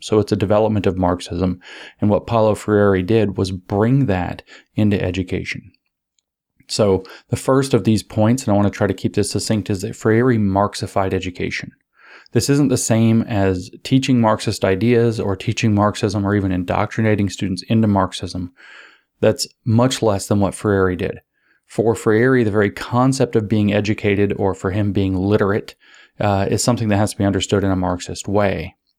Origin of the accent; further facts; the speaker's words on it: United States; growing up in the United States